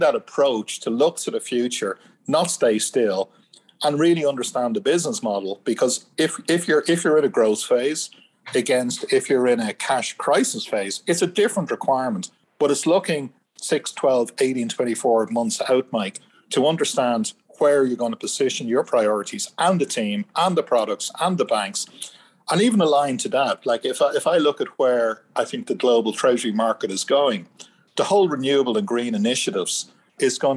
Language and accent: English; Ireland; I'm Irish.